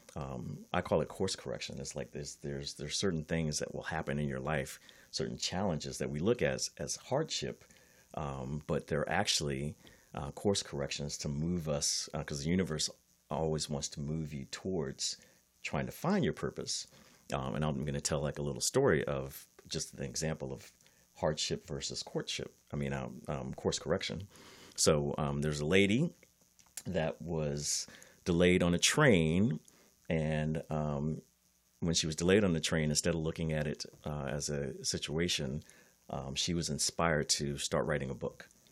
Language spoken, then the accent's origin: English; East Coast, United States; also born or lived in Miami; now in California, United States; I'm from the East Coast